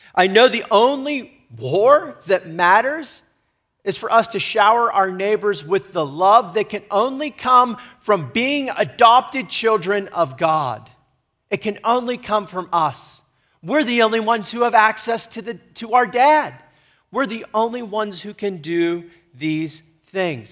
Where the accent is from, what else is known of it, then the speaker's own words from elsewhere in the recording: United States; I am to be an American